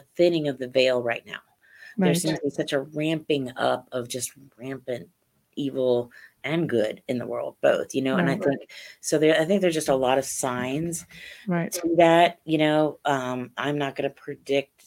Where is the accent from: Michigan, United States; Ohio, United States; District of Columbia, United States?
Ohio, United States; Central and Southern; I grew up in Central and Southern Ohio